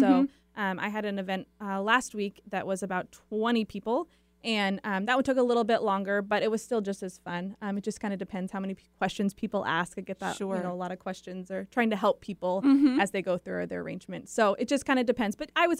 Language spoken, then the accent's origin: English; Seattle, Washington, United States; also born or lived in Michigan; Well, technically, I was born in Michigan, but I moved to Seattle when I was